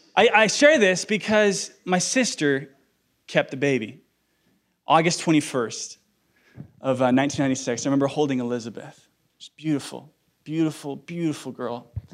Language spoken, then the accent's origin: English; Iceland; English is a second language; I'm from Iceland, guys. Give me an ESL card here, okay? ESL. Yes, I am from Iceland.